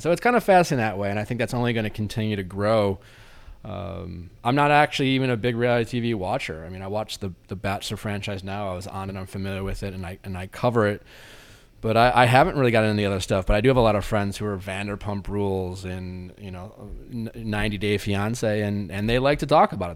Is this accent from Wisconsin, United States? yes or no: yes; Waukesha, Wisconsin, United States; moved away; also born or lived in Milwaukee, Wisconsin; I grew up in Waukesha